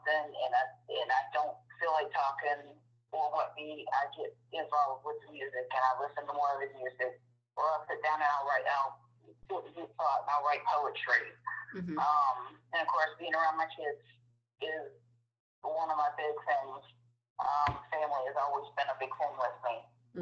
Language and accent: English; Michigan, United States; moved away as an adult; now in South Carolina, United States; I'm originally from Michigan, and I moved to South Carolina the end of 91